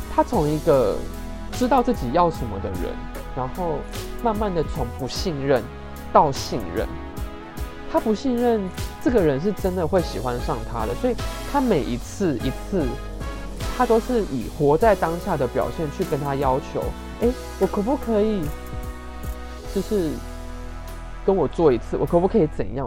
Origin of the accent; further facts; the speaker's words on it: Taiwan; 我们台湾人